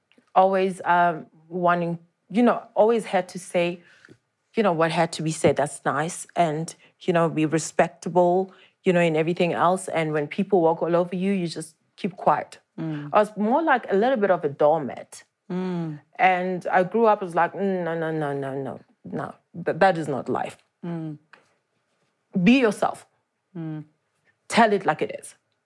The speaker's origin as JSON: {"language": "English", "town": "Daleside", "region": "Gauteng", "country": "South Africa", "tie": "born or raised there"}